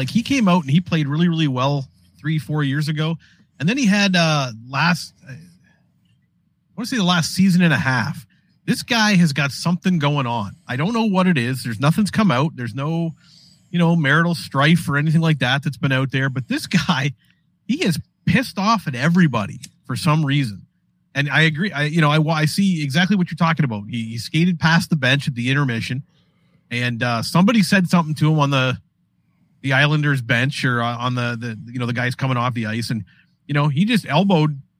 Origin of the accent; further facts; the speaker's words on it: Canada; I being a Canadian